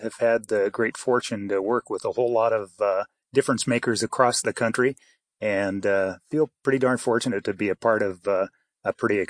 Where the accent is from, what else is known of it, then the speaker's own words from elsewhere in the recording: Idaho, United States; born there; also born or lived in Canada; I was born in Idaho, but I lived in Canada a good portion of my life. Some of my family is up there, and so I kind of moved back and forth.